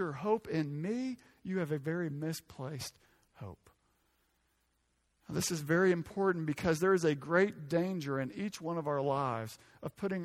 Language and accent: English; Arkansas, United States; I'm from Arkansas